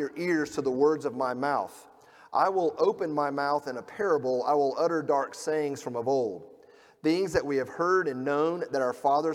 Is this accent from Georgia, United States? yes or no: yes; Georgia, United States; now in Kentucky, United States; I grew up in Georgia